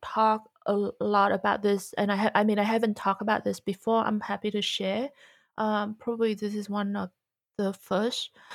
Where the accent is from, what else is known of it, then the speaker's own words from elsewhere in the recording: Vietnam; moved away; also born or lived in Australia / America; growing up in Vietnam